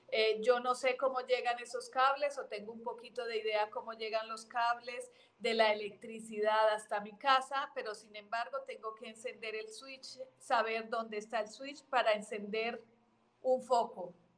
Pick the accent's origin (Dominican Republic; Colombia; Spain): Colombia; now in Mexico; nací en Colombia de adopción. Mi, parte eh, eh, adoptiva es México